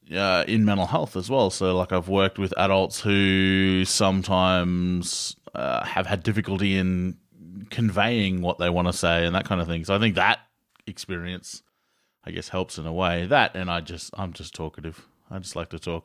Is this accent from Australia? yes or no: yes; Australia; we're Aussie.